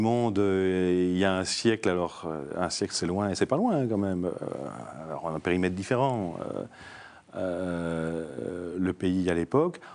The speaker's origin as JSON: {"language": "French", "town": "Namur", "region": "Wallonia", "country": "Belgium", "said": "je suis namurois d'origine."}